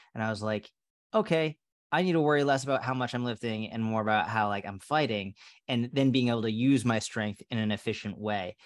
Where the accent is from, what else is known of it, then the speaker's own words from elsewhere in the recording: Sudbury, Massachusetts, United States; moved away as an adult; also born or lived in Somerville, Massachusetts / Boston, Massachusetts / Tel Aviv, Israel / New York, United States; I grew up in Sudbury